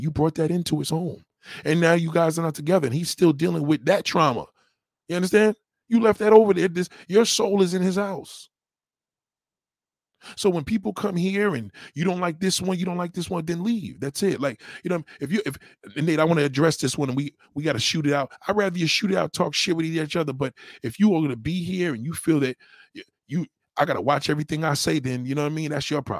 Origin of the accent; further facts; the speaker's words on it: Texas, United States; Well, I grew up in Texas. You know what I mean? I graduated from here.